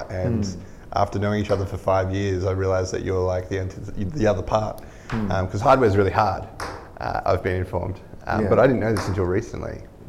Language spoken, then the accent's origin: English; Melbourne, Victoria, Australia; also born or lived in Sydney; I was living in Melbourne growing up, and I lived in the Dandenongs, so I don't know if you've looked at that region of Victoria, but it's the hills. It's very beautiful, it's a tourist area, but it's quite also close to the city.